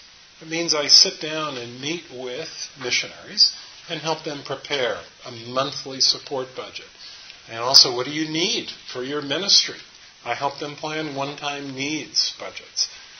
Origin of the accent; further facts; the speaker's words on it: New Jersey, United States; also born or lived in New York City; now in Charlotte, United States; And I'm originally from northern New Jersey, New York City. I've tried to downplay my accent, but currently living in Charlotte, North Carolina.